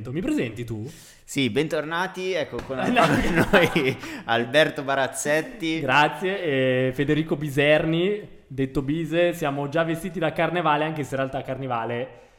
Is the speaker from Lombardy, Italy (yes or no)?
yes; Milan, Lombardy, Italy; Sono della Barona.